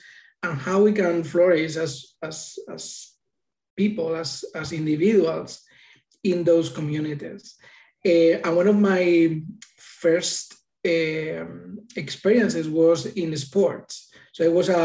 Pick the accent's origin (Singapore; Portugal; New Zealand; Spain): Spain; Madrid, Community of Madrid; now in United States; I was born in Madrid, Spain